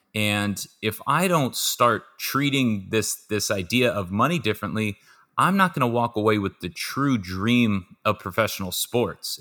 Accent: Southern California, United States; born and raised in Southern California

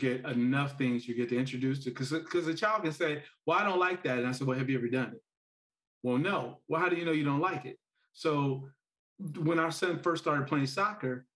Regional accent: Gary, Indiana, United States; I grew up in Gary, Indiana

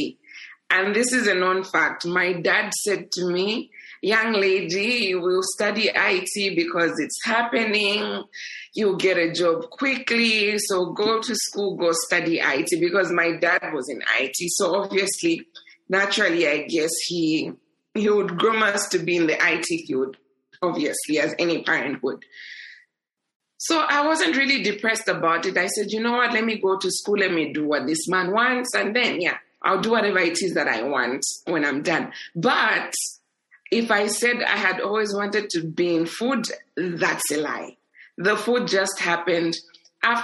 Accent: Copperbelt Province, Zambia; also born or lived in South Africa; On the Copper Belt. I was born on the Copper Belt. Schooled in the Copper Belt up to grade 12

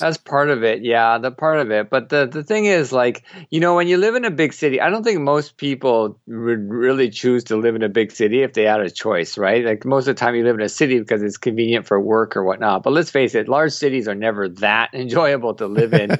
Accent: Canada; also born or lived in Japan / Bangkok, Thailand; now in Tokyo, Japan; I'm originally from Canada

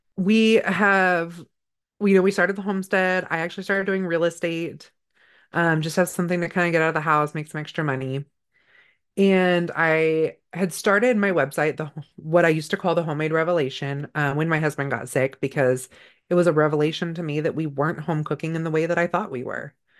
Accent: Northern California, United States; I grew up in Northern California.

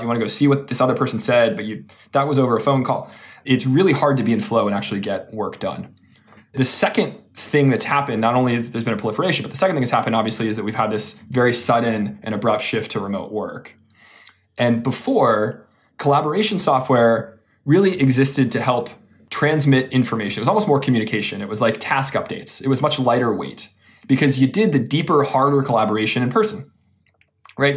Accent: Austin, Texas, United States; now in California, United States; I'm from Austin, Texas

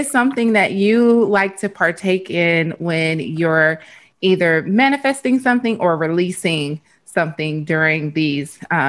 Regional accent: Arkansas, United States; moved away; also born or lived in Cincinnati; I was born and raised in Arkansas, so I already know about the tornadoes.

